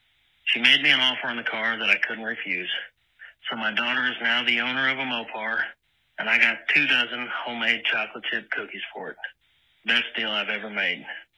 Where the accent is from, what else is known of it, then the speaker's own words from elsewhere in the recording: Harrison, Arkansas, United States; I'm from Harrison, Arkansas.